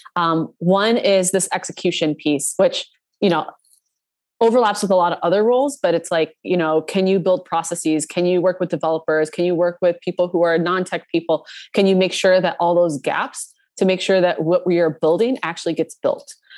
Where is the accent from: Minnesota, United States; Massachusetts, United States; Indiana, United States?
Minnesota, United States; I grew up in Minnesota.